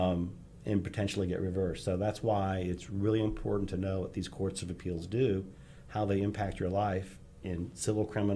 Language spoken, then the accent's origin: English; Northeast, United States; now in Texas, United States; growing up in the Northeast and with our last name